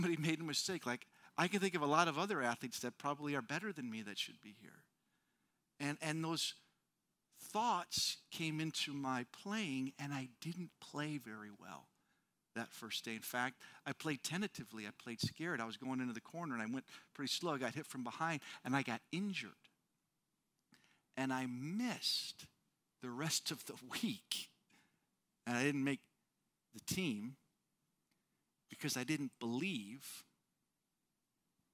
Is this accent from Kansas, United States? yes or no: no; Wisconsin, United States; now in California, United States; I grew up in Wisconsin